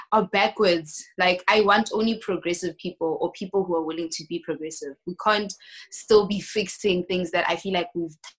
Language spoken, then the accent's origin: English; South Africa; moved away as an adult; now in South Korea